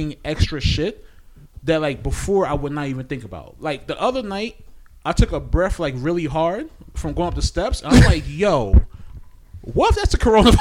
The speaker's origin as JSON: {"language": "English", "country": "Trinidad & Tobago", "said": "I'm a Trini"}